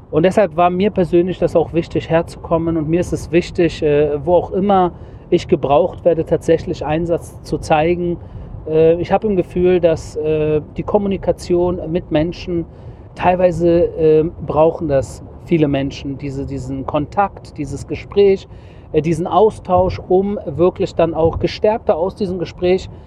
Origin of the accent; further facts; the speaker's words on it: Germany; now in Israel; aus Israel mit Blick zurück in meine alte Heimat Deutschland